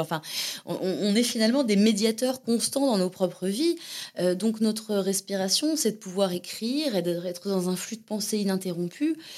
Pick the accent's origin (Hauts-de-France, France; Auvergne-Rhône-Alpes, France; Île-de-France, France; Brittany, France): Île-de-France, France; Hauts-de-Seine, Seine-et-Marne, Val-de-Marne; moved away as an adult; also born or lived in Antony / Montévrain; now in Berlin, Germany; je suis née à Antony dans les Hauts-de-Seine. Euh, j'ai grandi du coup entre les Hauts-de-Seine, la Seine-et-Marne, Montévrain, ça s'appelait, et euh, Nogent-sur-Marne, donc dans le 94